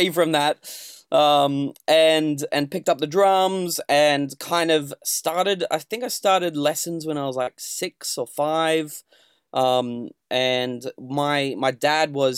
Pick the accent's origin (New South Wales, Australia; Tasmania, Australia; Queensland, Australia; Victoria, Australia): New South Wales, Australia; Sydney; moved away as an adult; now in London, United Kingdom; raised in Sydney, Australia.